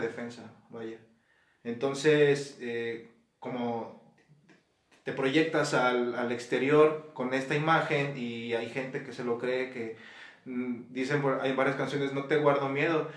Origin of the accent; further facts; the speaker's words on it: Guanajuato, Mexico; aquí también de Guanajuato Capital